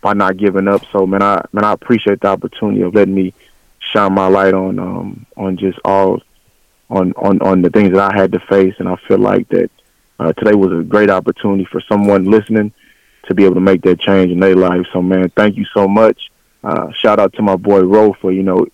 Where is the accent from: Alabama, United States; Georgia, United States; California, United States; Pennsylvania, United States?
California, United States; Los Angeles; moved away; also born or lived in Lufkin, Texas; I was born and raised in South Central Los Angeles, California